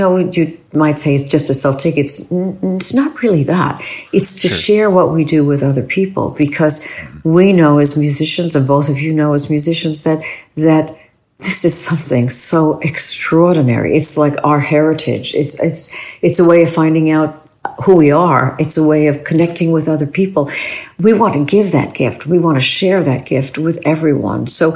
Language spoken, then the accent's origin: English; New York City, New York, United States; I grew up in New York City, so we went to Carnegie